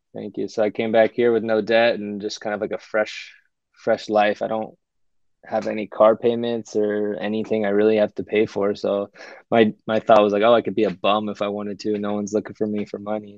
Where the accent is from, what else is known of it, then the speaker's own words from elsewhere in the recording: United States; moved away as an adult; also born or lived in California; I felt like almost as a minority, as an American, at least in my friend group